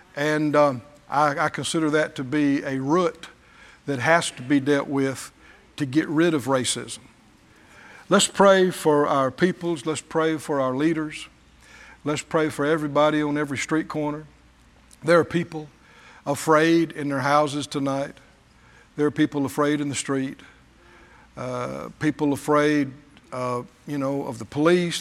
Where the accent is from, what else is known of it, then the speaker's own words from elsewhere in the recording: the American South, United States; I was a Southerner.